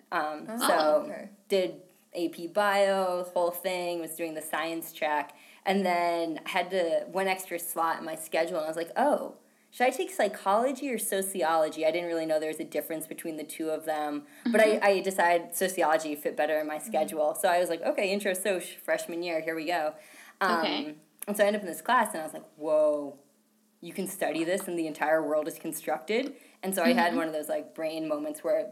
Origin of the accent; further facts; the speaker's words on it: Maine, United States; I'm from Maine.